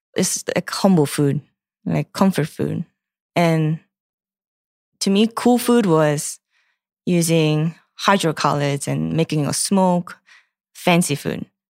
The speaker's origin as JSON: {"language": "English", "country": "South Korea", "tie": "born or raised there", "second_language": "English", "moved": "yes", "lives_now": "United States", "said": "the country that I grew up"}